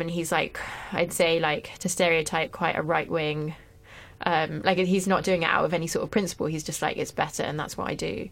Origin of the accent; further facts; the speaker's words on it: France; moved away; I grew up in France